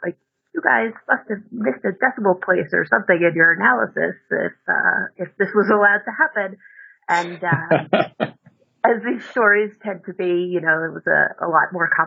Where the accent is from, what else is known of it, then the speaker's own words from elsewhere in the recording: New York, United States; moved away as an adult; also born or lived in New Orleans; I grew up in New York and went to college down in New Orleans at Tulane University.